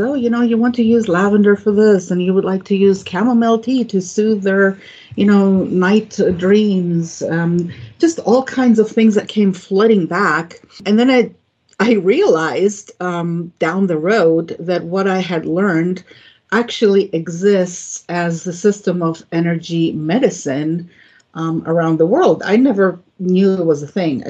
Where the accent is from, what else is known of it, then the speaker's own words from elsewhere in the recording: Greece; moved away as an adult; also born or lived in Florida; now in United States; I grew up in Greece